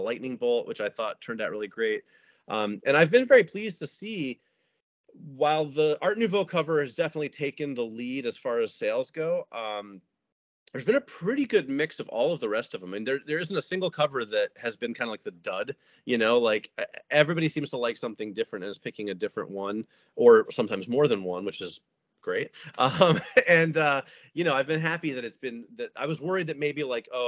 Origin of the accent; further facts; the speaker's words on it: United States; I am obviously American.